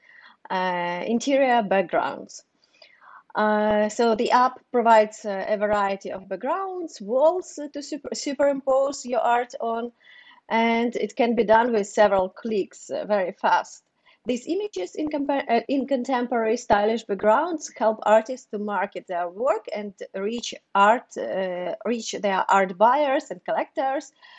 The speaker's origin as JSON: {"language": "English", "country": "Ukraine", "also_born_or_lived": "Kyiv", "second_language": "English", "moved": "as an adult", "lives_now": "New York City, United States", "said": "I'm from Ukraine."}